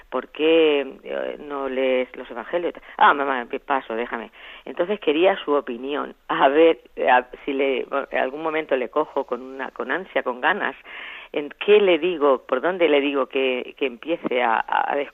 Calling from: Albacete, Castilla-La Mancha, Spain; de Albacete

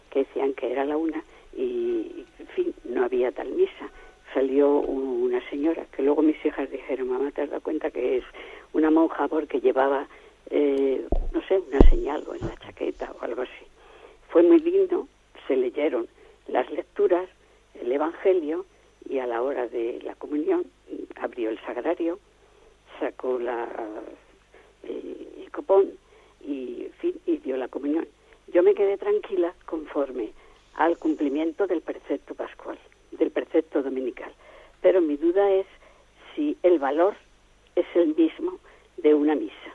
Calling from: Badajoz, Extremadura, Spain; de Badajoz.

